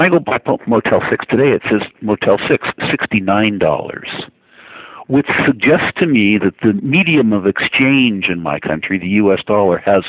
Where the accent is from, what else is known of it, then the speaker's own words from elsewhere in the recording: United States; as an American